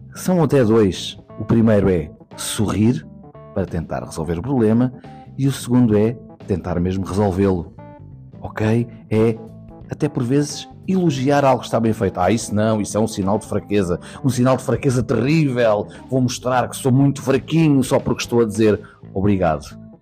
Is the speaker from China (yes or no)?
no; Portugal; tudo o que nós somos como portugueses e portuguesas